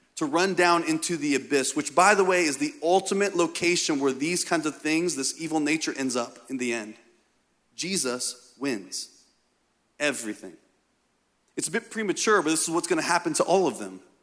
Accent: Indiana, United States; I'm from Indiana

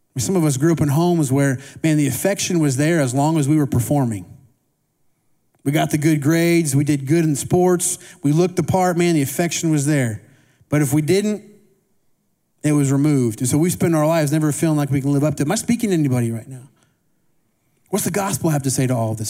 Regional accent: Indiana, United States; I grew up in Indiana, Midwest, and we had these small town circus.

